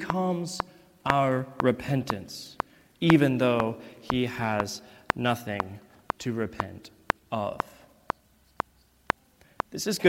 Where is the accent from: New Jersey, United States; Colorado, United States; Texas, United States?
Texas, United States; East; moved away; I am from East Texas, a fact that I am very, very proud of.